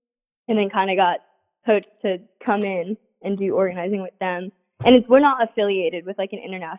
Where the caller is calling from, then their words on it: Grinnell, Iowa, United States; I'm calling you from Grinnell, Iowa.